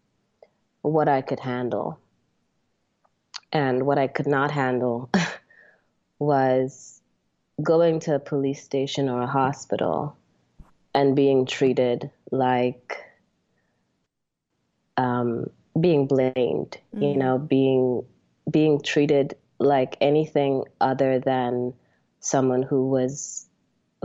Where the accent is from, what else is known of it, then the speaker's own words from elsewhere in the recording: Trinidad & Tobago; now in United States; Trinidad, like you said, it is home, even though I've spent the last 20 plus years living in America as an American. I've always been very, very close to my roots